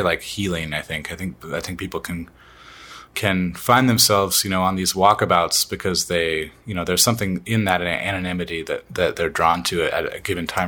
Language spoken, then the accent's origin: English; Washington, United States; our experience in Washington, growing up in Washington with the ocean